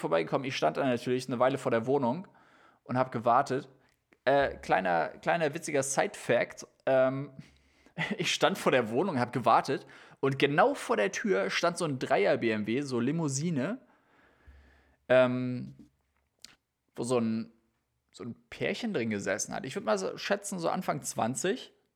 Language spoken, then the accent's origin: German; Austria; wie wir mhm. Österreicher sagen